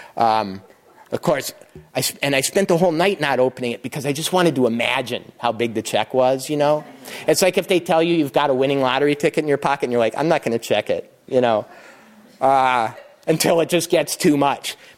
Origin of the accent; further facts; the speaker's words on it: Montana, United States; I was from Montana